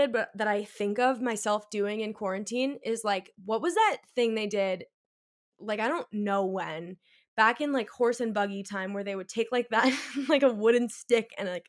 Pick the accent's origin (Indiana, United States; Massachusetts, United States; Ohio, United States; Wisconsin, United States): Massachusetts, United States; Boston; moved away as an adult; now in New York City, United States; we're both from Boston. So we didn't know each other till we moved to New York